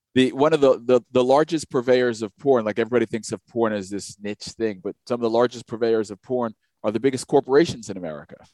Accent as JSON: {"language": "English", "region": "New York", "country": "United States", "tie": "born or raised there", "said": "we didn't really get New York State history coming up through school."}